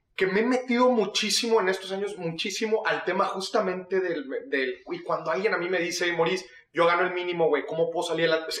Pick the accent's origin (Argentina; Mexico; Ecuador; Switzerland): Mexico; los mexicanos